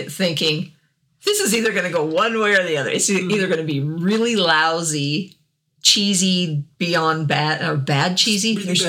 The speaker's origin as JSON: {"language": "English", "region": "the South", "country": "United States", "also_born_or_lived": "Wyoming", "moved": "yes", "said": "I'm Southerner"}